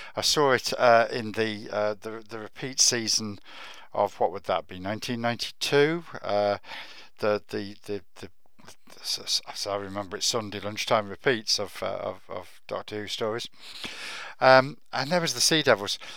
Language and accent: English; Warwickshire, West Midlands, United Kingdom; I was brought up in Warwickshire, about as far away from the sea as you can get in England